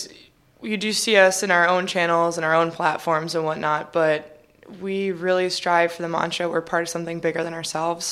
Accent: Illinois, United States; born or raised there; also born or lived in California

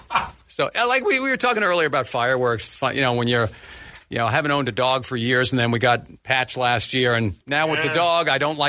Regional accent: New York, United States; moved away; I grew up in New York.

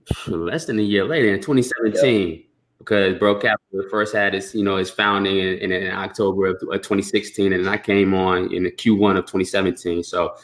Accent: Durham, North Carolina, United States; I was born in Durham, North Carolina. And my roots, and you know, Roz can you know, speak upon this as well, because he has similar roots as well. My roots is coming straight from Haiti.

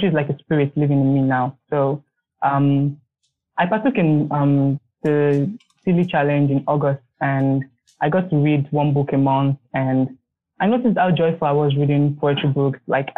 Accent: Nigeria; I'm from Nigeria, of Benin descent

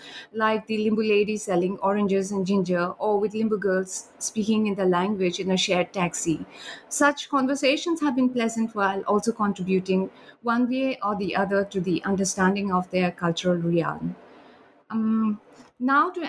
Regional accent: India; also born or lived in Sikkim; now in Germany; I'm from India and I have lived in Sikkim for a few years

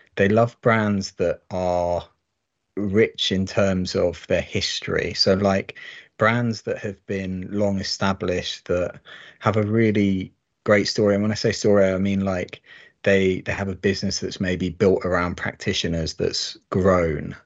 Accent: United Kingdom; being British

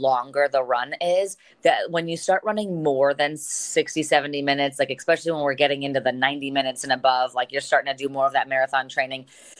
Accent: Medina County, Ohio, United States; I am born and raised in Medina County, which is just south of Cleveland.

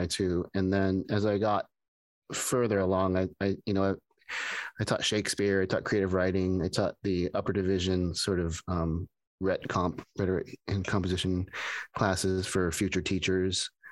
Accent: Pasadena, California, United States; when I grew up here in Pasadena

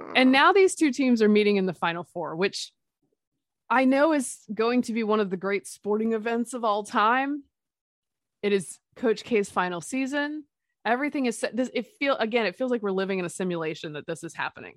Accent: Durham, North Carolina, United States; I grew up in Durham. I am a Tobacco Road baby

